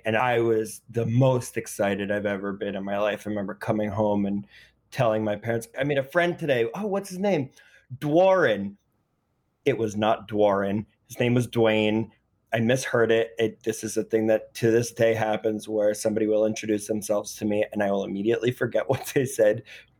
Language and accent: English; New York City, New York, United States; I grew up in Greenwich Village.